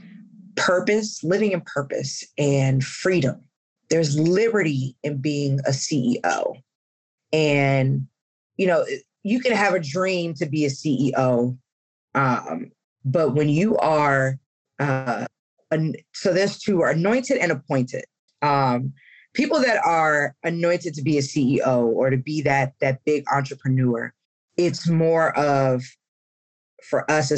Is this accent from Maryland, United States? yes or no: yes; Columbia, Maryland, United States; moved away; my hometown of Columbia, Maryland